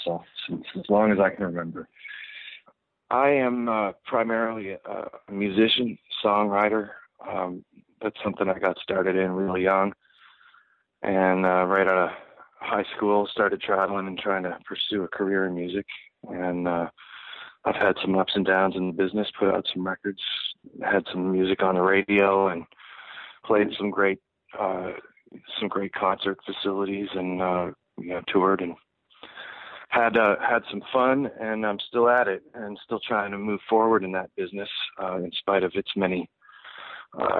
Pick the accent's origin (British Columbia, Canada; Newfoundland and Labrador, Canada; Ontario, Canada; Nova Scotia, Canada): Nova Scotia, Canada; Halifax; now in United States; I grew up in just outside of Halifax in Nova Scotia, which is on the east coast of Canada.